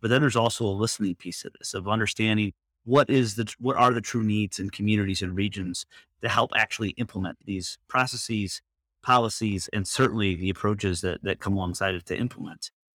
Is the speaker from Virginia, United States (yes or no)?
no; Michigan, United States; moved away as an adult; now in Washington, D.C. area, United States; I grew up in Michigan. I spent most of my life in Michigan and moved out to the D C area